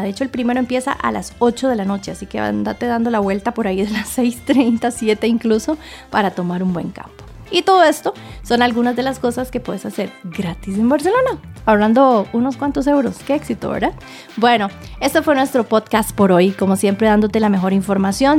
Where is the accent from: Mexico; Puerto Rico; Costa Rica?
Costa Rica; como buena tica